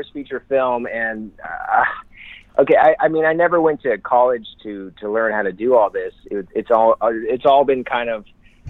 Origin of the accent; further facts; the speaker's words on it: Illinois, United States; moved away; I went back to my hometown, Illinois.